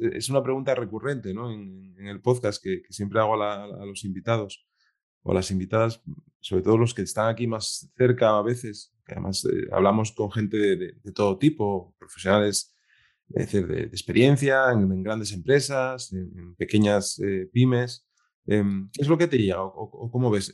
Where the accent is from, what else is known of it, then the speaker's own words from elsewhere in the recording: Piedras Blancas, Asturias, Spain; yo soy de Piedras Blancas. Eh, me, me crié allí hasta los 11 años